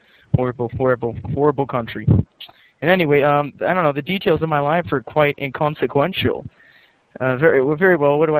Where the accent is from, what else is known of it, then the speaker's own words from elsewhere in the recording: England, United Kingdom; Well, I'm English, and let me think here.